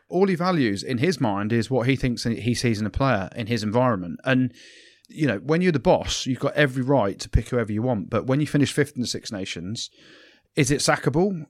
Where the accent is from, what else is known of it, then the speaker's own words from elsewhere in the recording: England, United Kingdom; as an Englishman